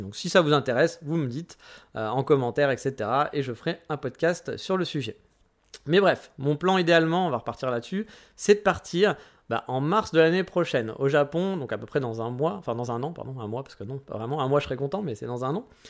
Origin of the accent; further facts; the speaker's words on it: France; on pouvait rester 3 mois en tant que Français